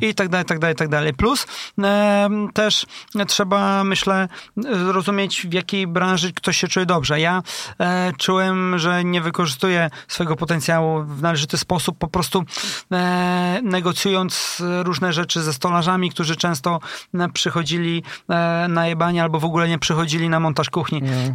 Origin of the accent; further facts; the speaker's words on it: Elbląg, Warmian-Masurian Voivodeship, Poland; now in Tricity, Poland; Ja jestem e, z Elbląga, a u nas e, akurat w tym regionie jest taki klaster technologiczny właśnie meblowy